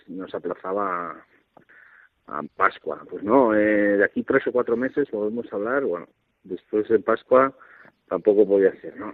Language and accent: Spanish; Alaquàs, Valencian Community, Spain; yo soy de un pueblo cerquita de Valencia, Alacuaz